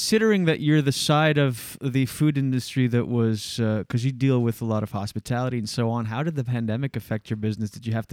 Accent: New Brunswick, Canada; we're from New Brunswick.

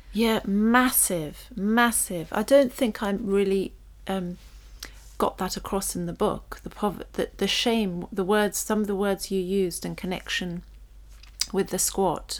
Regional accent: London, United Kingdom; we grew up on a council estate, but it was a really smart one in North London, and we grew up in Primrose Hill

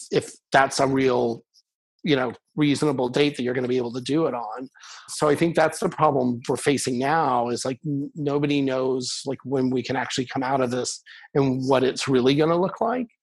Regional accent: Kansas City, United States; moved away as an adult; I grew up in Kansas City, so I talked to my family and friends there

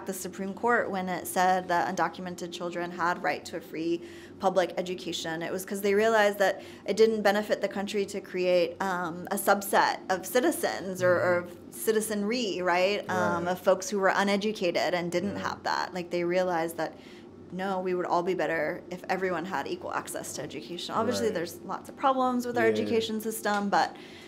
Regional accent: Nashville, Tennessee, United States; born there; I was born in Nashville. Right. So by definition, I am an American.

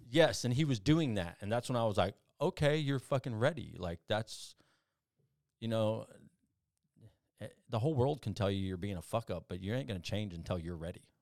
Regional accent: South Texas, United States; also born or lived in Phoenix, Arizona; I was born in Phoenix, um, but I left there when I was, like, three years old and went to South Texas

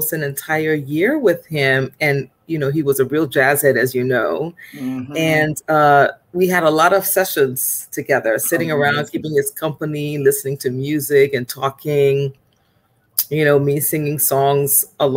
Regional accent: Liberia; also born or lived in North Carolina; now in New York, United States; I am from Liberia, West Africa

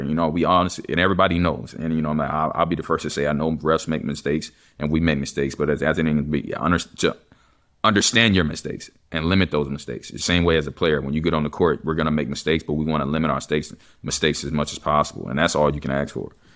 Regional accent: Texas, United States; I'm from Texas

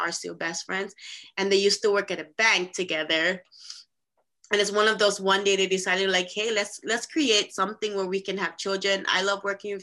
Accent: Saipan, Northern Mariana Islands; moved away as an adult; also born or lived in Philippines; I'm actually originally from the Philippines, and I was raised in this beautiful island called Saipan, Northern Marianas Islands

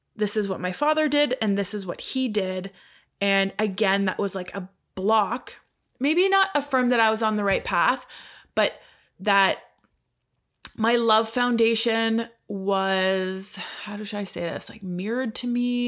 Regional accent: Canada; I'm Canadian.

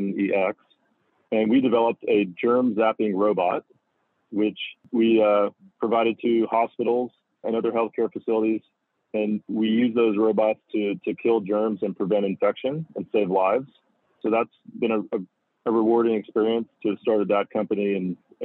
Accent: Houston, Texas, United States; moved away as an adult; also born or lived in Los Angeles, California; growing up in Houston along the Gulf Coast

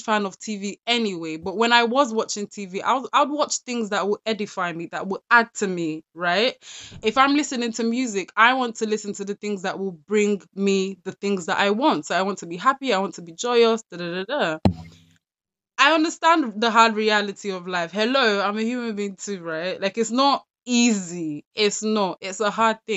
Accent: London, United Kingdom; I grew up in South London

